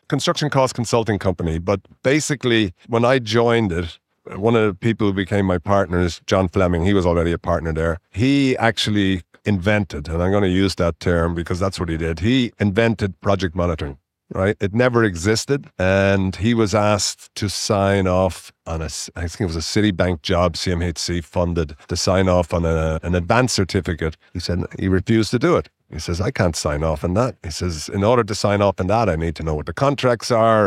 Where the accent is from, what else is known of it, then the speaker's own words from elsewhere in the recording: Dublin, Leinster, Ireland; moved away as an adult; also born or lived in Winnipeg, Canada; now in Canada; I was born educated in Ireland, in Dublin, and I came to Canada when I was twenty-two.